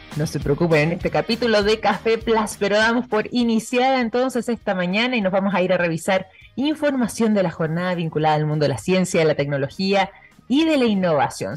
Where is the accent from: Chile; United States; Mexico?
Chile; en nuestro caso en el territorio chileno